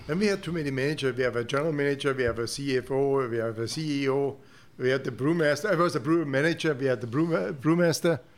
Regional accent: Germany; English is a second language; moved away as an adult; also born or lived in Canada; now in Houston, United States; I'm come from Germany

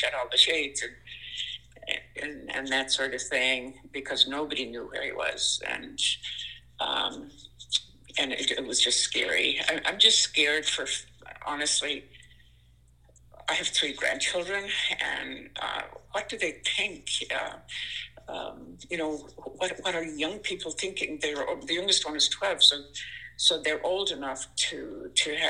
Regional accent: Ireland; also born or lived in Boston, United States / Portland, Maine, United States; now in Lewiston, United States; I'm an immigrant from Ireland, and I lived in Boston

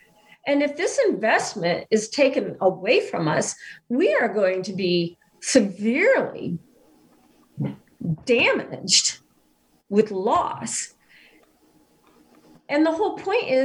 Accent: Iowa, United States; now in Kansas, United States; I'm from Iowa, farming people all my life

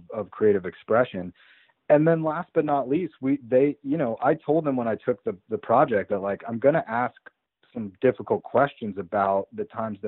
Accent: Colorado, United States; I grew up in Colorado

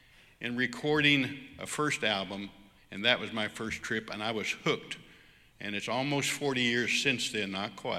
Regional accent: United States; I'm just an American worship leader in a church

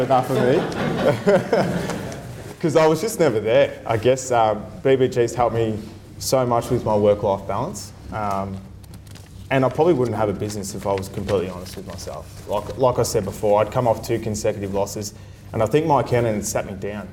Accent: Sunbury, Victoria, Australia; I was a kid from Sunbury that was a tradesman

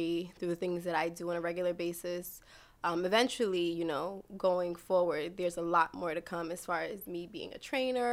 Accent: New York City, New York, United States; I was born and raised in Brooklyn, New York, East Flatbush to be exact

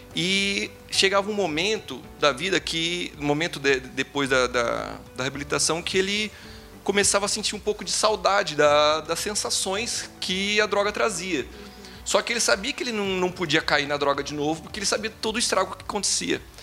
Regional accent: Brazil; Eu, como um bom brasileiro que sou

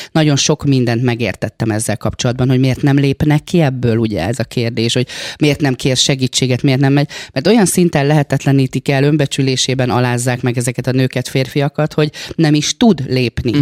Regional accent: Békés, Hungary; now in Budapest, Hungary; én Békés megyei vagyok

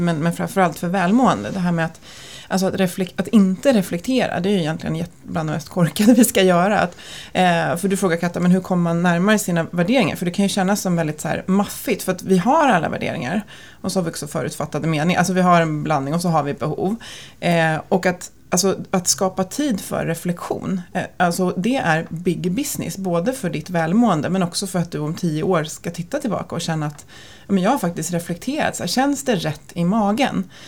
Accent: Stockholm, Stockholm County, Sweden; vi är födda och uppvuxna på två olika pendeltågslinjer i Stockholm. Så att jag är på Bålstalinjen

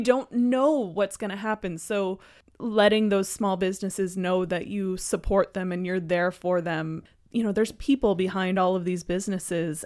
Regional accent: Halifax, Nova Scotia, Canada; moved away; I'm, I'm from Halifax

